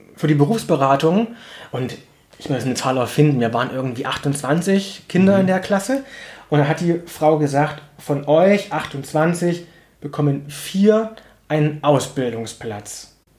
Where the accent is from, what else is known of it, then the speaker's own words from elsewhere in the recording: Plauen, Saxony, Germany; ich bin in Plauen aufgewachsen, war das in den 90er Jahren